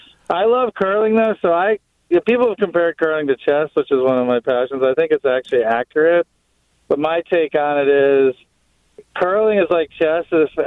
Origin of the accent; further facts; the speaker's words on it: Wisconsin, United States; accent: Wisconsin; As you're talking, Matt, I slip into my Wisconsin accent a little bit. I can actually feel it happening.